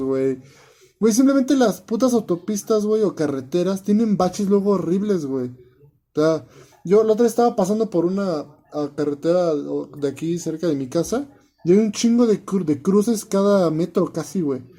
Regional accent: Mexico

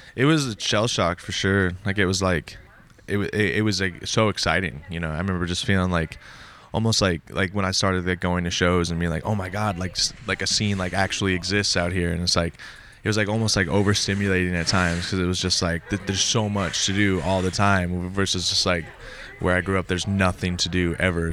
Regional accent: Montana, United States; moved away as an adult; also born or lived in Minnesota; I'm originally from Montana. I grew up, like, in Montana. When I was nineteen, I moved to Minnesota

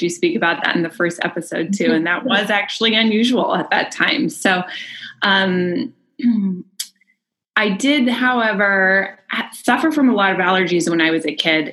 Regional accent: Bay Area, Northern California, United States; I grew up in the Bay Area in Northern California

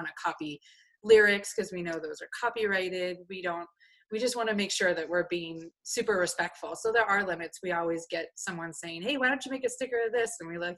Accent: Colorado, United States; We're from Colorado, which is kind of known for buffaloes, so it's kind of kismet.

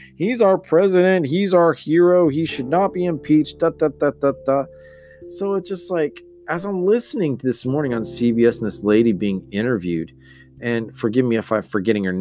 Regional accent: United States; I'm Mexican American. I'm like second or third generation

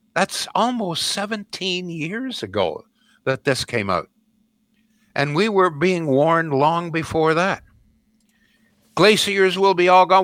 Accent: Brantford, Ontario, Canada; growing up in Brantford, Ontario

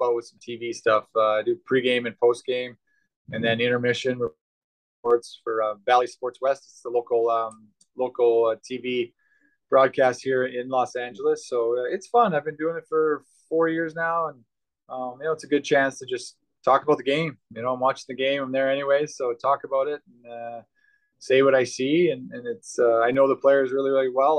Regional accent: Yorkton, Saskatchewan, Canada; Yorkton, Saskatchewan, where I grew up

